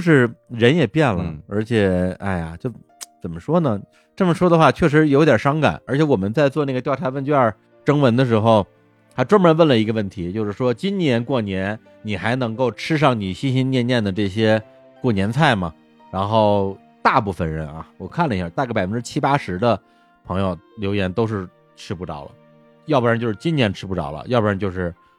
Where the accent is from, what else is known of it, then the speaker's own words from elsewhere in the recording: rural outskirts of Beijing, China; 我小时候就在北京啊，北京、京郊的农村